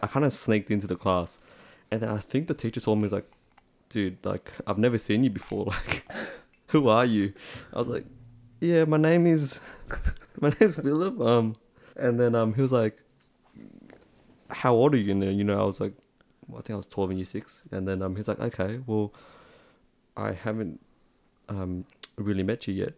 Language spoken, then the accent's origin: English; Australia; accent: Aussie; also born or lived in Vietnam; I was born in Vietnam and then I came over to Australia